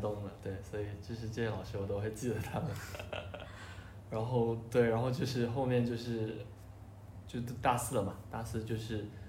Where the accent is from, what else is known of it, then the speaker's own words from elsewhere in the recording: Shenzhen, Guangdong, China; 我小时候是在深圳嘛